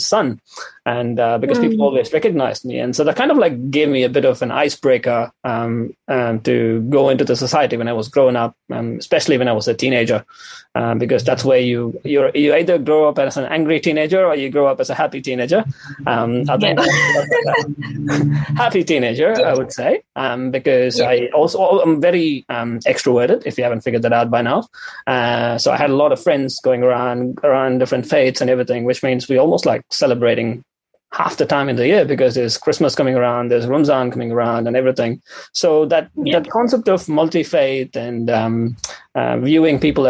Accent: Chennai, Tamil Nadu, India; moved away as an adult; also born or lived in New Zealand; now in Dunedin, New Zealand; I am from India. I'm from a small city in South India called Chennai. So I moved to New Zealand to do my PhD here

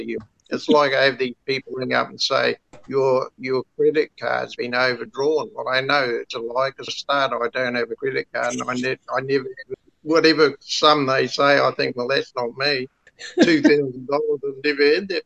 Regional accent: London, United Kingdom; now in Kawakawa Bay, New Zealand; I was born in London

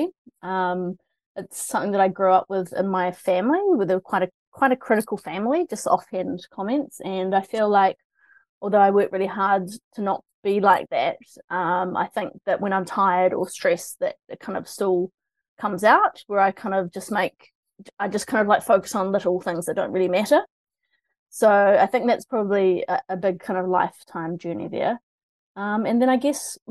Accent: Christchurch, Canterbury, New Zealand; moved away as an adult; also born or lived in Otago; now in Auckland, New Zealand; I'm from Christchurch originally

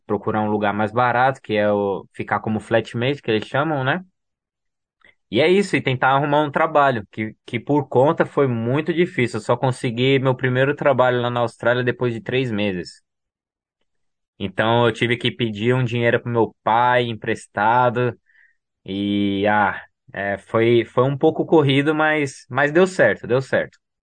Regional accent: São Paulo, Brazil; moved away; Eu nasci em São Paulo e fui criado, né, crescido na numa comunidade, né, comunidade do Heliópolis

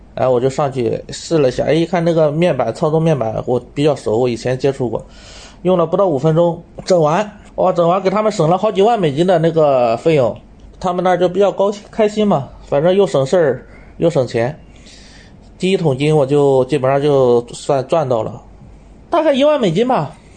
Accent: Shandong, China; moved away as an adult; also born or lived in Taizhou, Jiangsu; now in Cambodia; 本身我老家是山东的，我当时是在江苏泰州上班

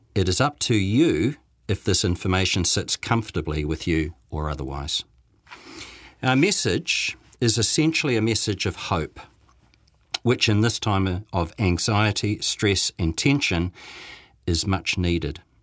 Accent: Dunedin, Otago, New Zealand; now in Christchurch, New Zealand; Back in the nineteen sixties, when I was growing up in Dunedin

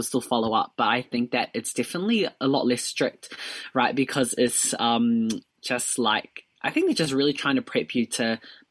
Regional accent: Dunedin, Otago, New Zealand; I'm from Dunedin

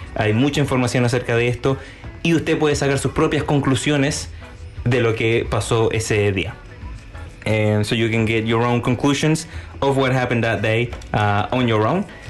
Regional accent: Chile; now in Christchurch, New Zealand; … y yo somos eh, de Chile, eh, llevamos ya seis años viviendo en Nueva Zelanda

